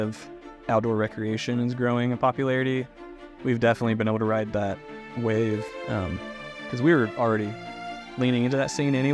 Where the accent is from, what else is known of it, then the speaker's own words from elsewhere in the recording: Fayetteville, Arkansas, United States; So I grew up here in Fayetteville. Went to Fayetteville High School